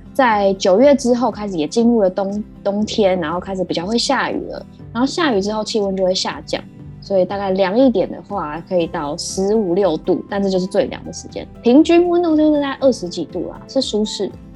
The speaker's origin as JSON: {"language": "Chinese", "region": "Taipei", "country": "Taiwan", "tie": "born or raised there", "said": "因为我自己是在台北市出生长大的，所以我就习惯住在都市丛林里面"}